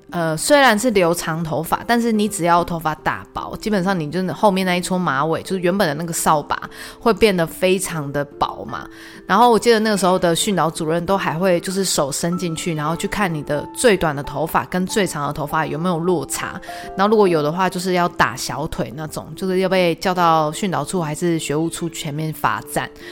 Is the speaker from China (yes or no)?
no; Taiwan; 我们台湾人是真的蛮讨厌就是人中聚集的地方